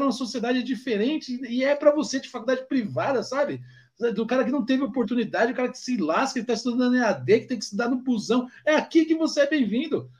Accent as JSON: {"language": "Portuguese", "town": "Guarulhos", "region": "São Paulo", "country": "Brazil", "said": "nós somos periférico de Guarulhos"}